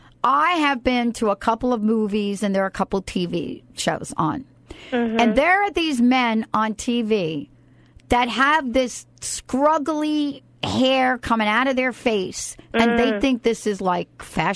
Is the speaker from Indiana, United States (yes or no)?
no; New York, United States; I'm from New York, right?